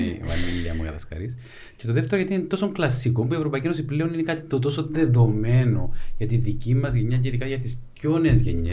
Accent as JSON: {"language": "Greek", "town": "Larnaca", "region": "Larnaca District", "country": "Cyprus", "tie": "born or raised there", "said": "γεννήθηκα μεγάλο σε Λάρνακα"}